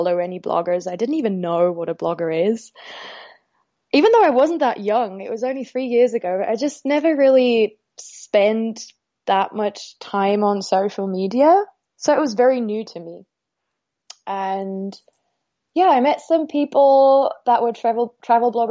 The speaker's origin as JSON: {"language": "English", "country": "Austria", "tie": "born or raised there", "said": "I was born and raised in Austria"}